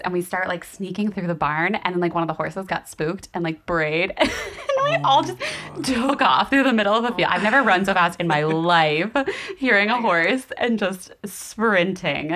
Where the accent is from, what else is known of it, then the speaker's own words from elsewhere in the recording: rural Florida, United States; I am from rural Florida where there's a shit ton of horses